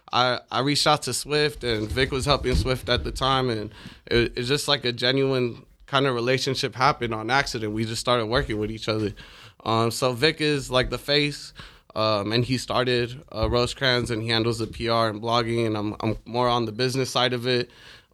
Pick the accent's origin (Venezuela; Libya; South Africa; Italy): Libya; born there; My dad's from Sudan. My mom's from Palestine. I was born in Libya.